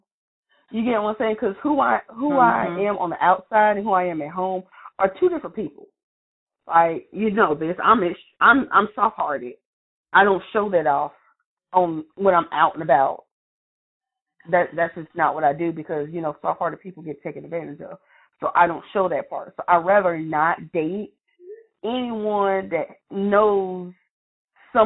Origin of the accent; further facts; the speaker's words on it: Lumberton, United States; I'm from Lumberton